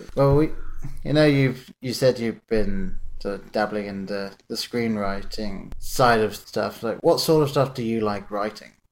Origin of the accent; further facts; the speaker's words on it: England, United Kingdom; growing up in England, I lived in a very small town